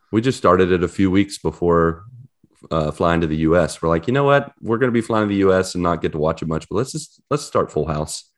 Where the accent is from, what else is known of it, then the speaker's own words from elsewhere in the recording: West Virginia, United States; moved away as an adult; now in Orlando, United States; I ditched you guys, you and West Virginia, a few days ago